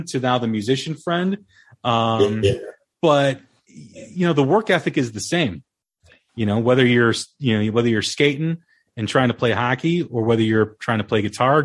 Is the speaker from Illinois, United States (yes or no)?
yes; Des Plaines, Illinois, United States; my hometown, Des Plaines